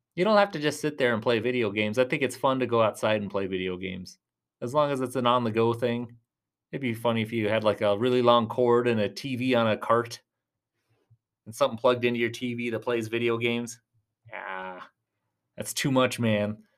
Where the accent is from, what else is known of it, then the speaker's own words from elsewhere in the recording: Tucson, Arizona, United States; I'm from Tucson, Arizona.